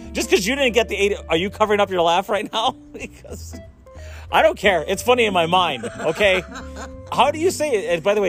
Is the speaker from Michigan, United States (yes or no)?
yes; Chassel, Michigan, United States; I grew up in Chassel